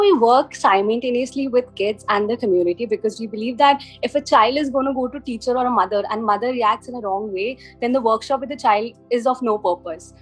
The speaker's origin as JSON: {"language": "English", "country": "India", "also_born_or_lived": "London", "said": "I'm from India."}